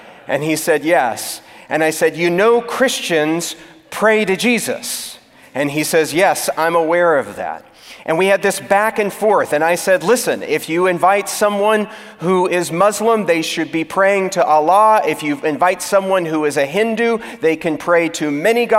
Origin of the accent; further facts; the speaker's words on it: Texas, United States; moved away as an adult; also born or lived in California; I moved from my home state of Texas to that of California